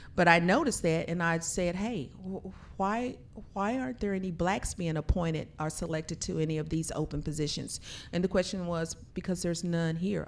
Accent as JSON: {"language": "English", "town": "Blanchard", "region": "Oklahoma", "country": "United States", "said": "our family, we're traditionally from Blanchard, Oklahoma, small town"}